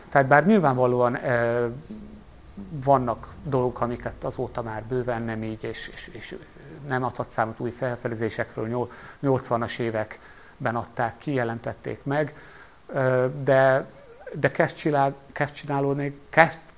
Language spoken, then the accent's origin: Hungarian; Pápa, Veszprém County, Hungary; born there; én eredetben pápai születésű vagyok